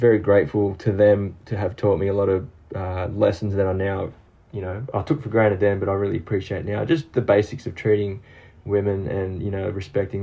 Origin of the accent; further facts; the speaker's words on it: Sydney, New South Wales, Australia; English is a second language; also born or lived in Brazil / Maroubra / Hillsdale; I was born and raised in Sydney